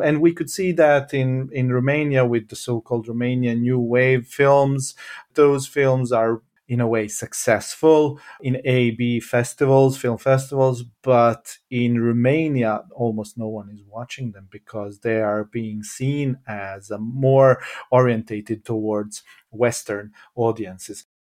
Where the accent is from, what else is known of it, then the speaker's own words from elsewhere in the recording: Jajce, Federation of Bosnia and Herzegovina, Bosnia & Herzegovina; now in Sweden; I was born in Yaitse